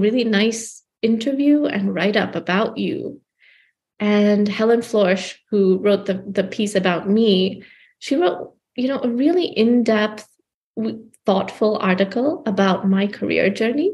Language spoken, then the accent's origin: English; Gaborone, South-East District, Botswana; moved away as an adult; now in United States; I was growing up in Gaborone, Botswana